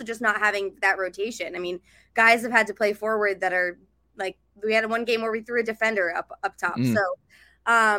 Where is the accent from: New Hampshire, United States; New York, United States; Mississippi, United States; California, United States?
New Hampshire, United States; now in Portland, United States; I'm from New Hampshire. My family's on the East Coast